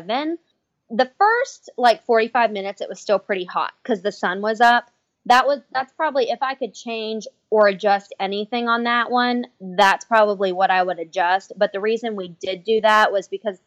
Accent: Ohio, United States; I'm from Ohio

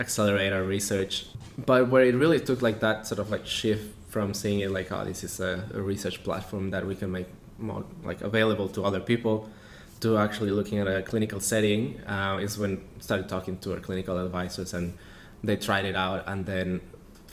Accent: Mexico; moved away as an adult; I come originally from Mexico

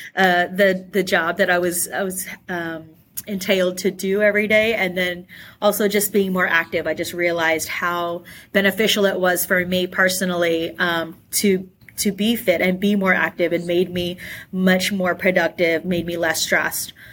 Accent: Australia; I actually grew up in Australia

